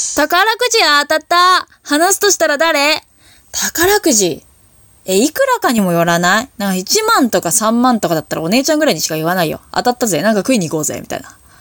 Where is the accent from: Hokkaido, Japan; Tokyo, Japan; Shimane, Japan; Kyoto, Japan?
Hokkaido, Japan; 地元北海道